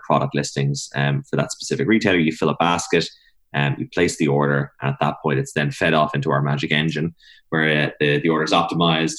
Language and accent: English; Meath, Leinster, Ireland; also born or lived in Lucan / Stillorgan, Dublin; now in Dublin, Ireland; I grew up in Meath and then I lived in Lucan for a while, and I've been in Stillorgan now for about six, seven years now.